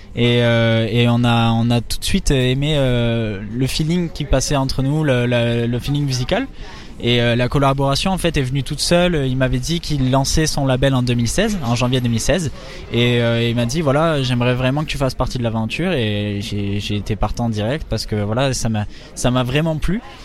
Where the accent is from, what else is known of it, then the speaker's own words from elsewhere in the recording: Sainte-Marie-de-Gosse, Nouvelle-Aquitaine, France; first language French; moved away as an adult; also born or lived in Pau; now in Paris, France; j'ai grandi à côté de Bayonne, euh, dans un petit village qui s'appelle Sainte-Marie-de-Gosse, et euh, c'est, dans les Landes